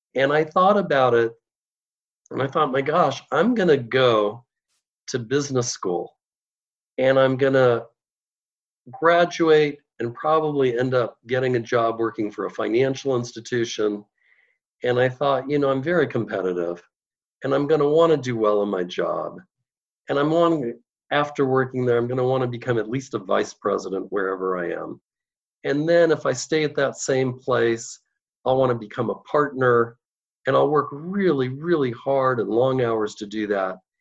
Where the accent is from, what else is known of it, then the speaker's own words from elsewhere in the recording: Los Altos Hills, California, United States; I'm from Los Altos Hills, California, which is right near Palo Alto in the heart of Silicon Valley. And when I grew up, Silicon Valley was not yet Silicon Valley